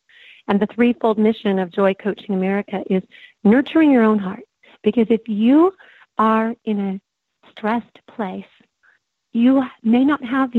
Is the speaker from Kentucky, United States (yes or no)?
no; Coronado, California, United States; born there; By the way, I was born in Coronado, so San Diego is my original stomping ground at age two.